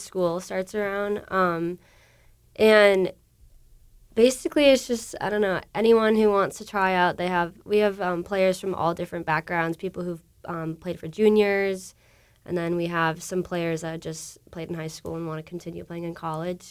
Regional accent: Minnesota, United States; I'm from Minnesota

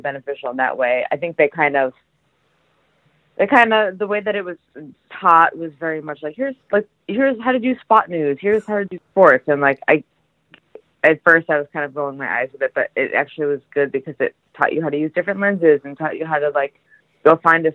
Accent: Franklin, Massachusetts, United States; I grew up in Franklin, Mass

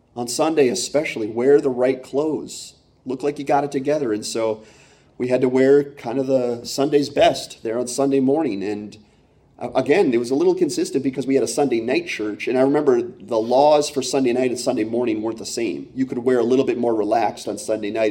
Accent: Pennsylvania, United States; also born or lived in Michigan / Iowa; when I was nine, we moved from Iowa to Pennsylvania, and, and I was a really big Michigan fan growing up in Penn State country

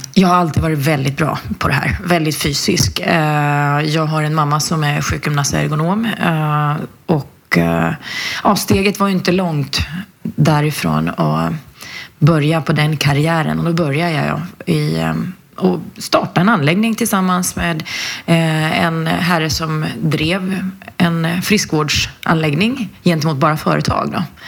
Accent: Flen, Södermanland, Sweden; kommer ifrån en en liten håla i, i Sörmland som heter Flen och där har jag vuxit upp

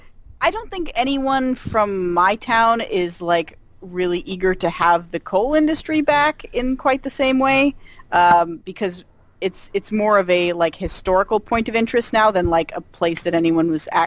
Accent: Pennsylvania, United States; moved away; having grown up in like a rural town in Pennsylvania

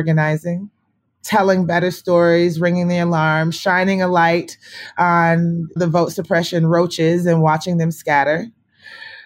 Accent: Atlanta, Georgia, United States; also born or lived in Nigeria; Immigrant from Nigeria. I was raised in Southwest Atlanta.

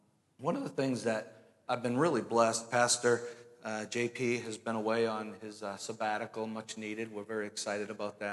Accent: Danvers, Massachusetts, United States; moved away as an adult; also born or lived in Pennsylvania; now in Merrimack, United States; I'm originally from Danvers, Massachusetts

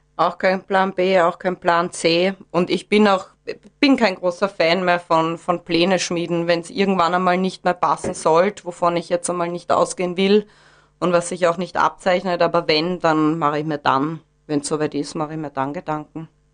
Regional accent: Vienna, Austria; now in Gesäuse, Austria; bin gebürtige Wienerin

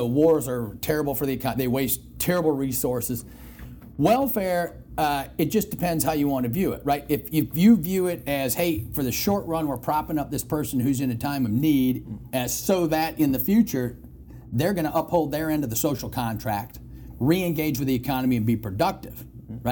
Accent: Detroit, Michigan, United States; moved away; I'm from Detroit

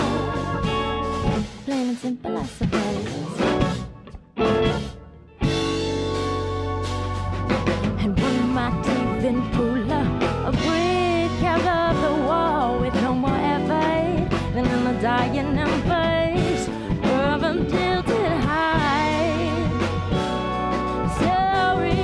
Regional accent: Colorado, United States; we're from Colorado

